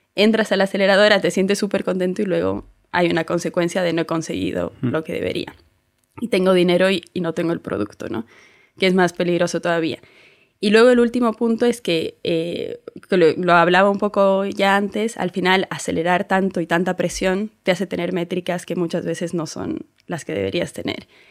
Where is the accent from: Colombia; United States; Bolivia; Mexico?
Bolivia; now in Spain; yo soy de Bolivia, me vine hace unos años ya